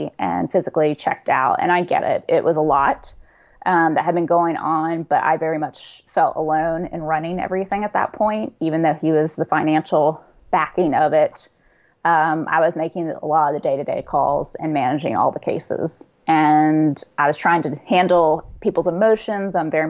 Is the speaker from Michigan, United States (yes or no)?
no; Atlanta, Georgia, United States; born and raised in Atlanta, Georgia. So that's where I've been for a while now